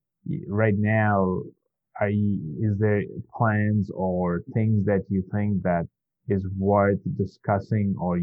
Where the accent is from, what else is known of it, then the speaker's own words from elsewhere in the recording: Bangladesh; now in United States; I grew up in Bangladesh